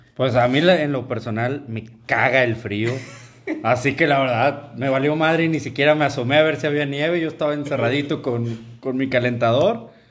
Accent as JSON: {"language": "Spanish", "town": "Linares", "region": "Nuevo León", "country": "Mexico", "moved": "yes", "said": "soy de Linares, donde son los cadetes de Linares"}